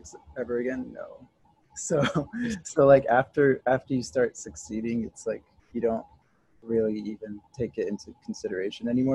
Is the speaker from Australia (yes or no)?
no; Japan; moved away; also born or lived in New York; I grew up in Japan, and then I went to SVA for film school